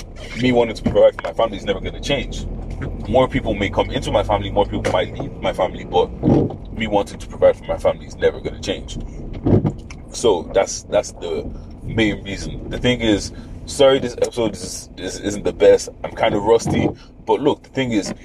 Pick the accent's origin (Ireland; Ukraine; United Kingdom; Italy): Ireland; also born or lived in Nigeria; being not Irish but being grown, like being raised around Irish people